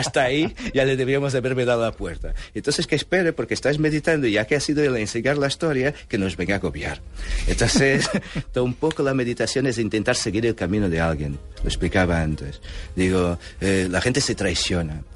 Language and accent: Spanish; Portugal; born or raised there; Spanish is a second language; also born or lived in Angola; now in Barcelona, Spain